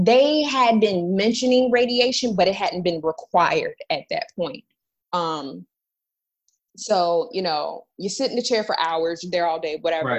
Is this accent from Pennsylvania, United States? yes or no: no; Florida, United States; moved away; I'm originally from Florida, so I was about 4 hours away from my hometown